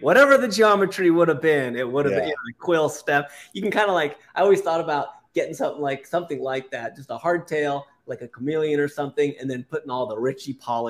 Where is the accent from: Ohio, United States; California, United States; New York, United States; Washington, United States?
California, United States; Palo Alto; now in Utah, United States; I grew up in Palo Alto, California